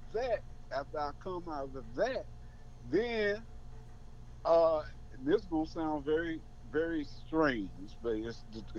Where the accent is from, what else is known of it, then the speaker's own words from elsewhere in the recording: Chicago, Illinois, United States; now in Columbia, Missouri, United States; I was brought up in Chicago, Southside.